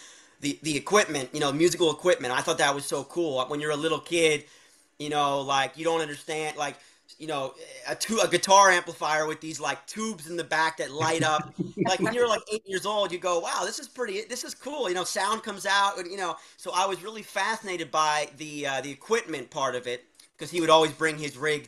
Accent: Allentown, Pennsylvania, United States; I was growing up in Allentown, Pennsylvania

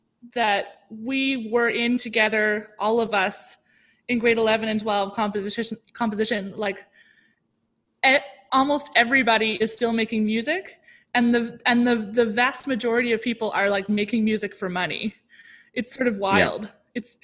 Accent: Ottawa, Ontario, Canada; also born or lived in Toronto; Yeah, I was born in Ottawa and then we spent some time in Toronto and then we spent some more time in Ottawa. And then I came back to Toronto, like in eighth grade.

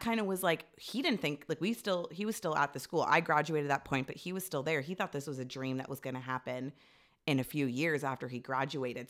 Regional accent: Toronto, Ontario, Canada; also born or lived in Ajax; I lived in Scarborough, like, near, I guess it was Toronto, but near our high school

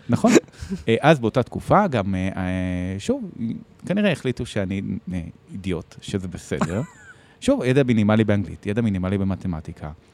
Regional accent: Bat Yam, Tel Aviv District, Israel; נולדתי וגדלתי בבת ים

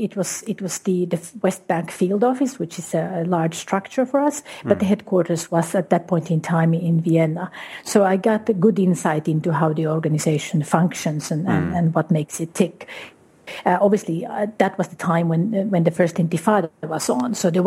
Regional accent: Guatemala; also born or lived in Uruguay; Well, I grew up primarily in Guatemala and Uruguay. That was the initial part of it.

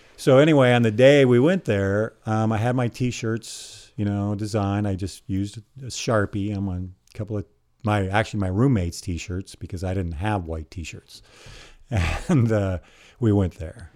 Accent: Eugene, Oregon, United States; I grew up here in Eugene, and I was a distance runner at North Eugene High School

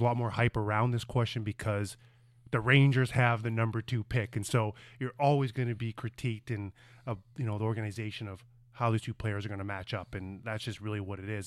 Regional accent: Brandon, Manitoba, Canada; growing up in Brandon, Manitoba, where, eh, my whole life was just outdoors playing hockey

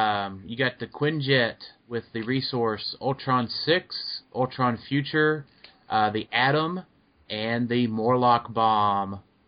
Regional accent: Kentucky, United States; I'm from Kentucky

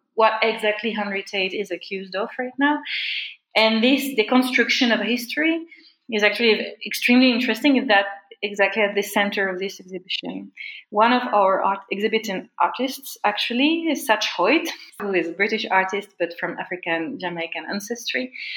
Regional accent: France; I come from France

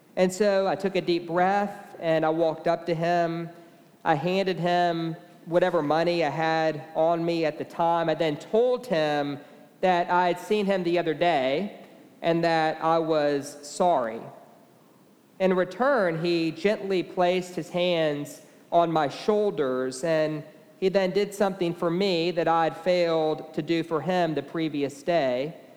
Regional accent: Beaumont, Texas, United States; now in Austin, United States; I grew up in Beaumont, Texas, and I was raised at St. Mark's Episcopal

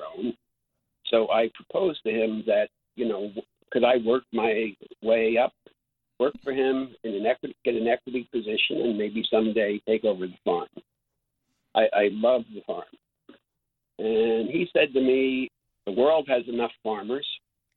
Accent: New Jersey, United States; I grew up in New Jersey, okay, suburban New Jersey.

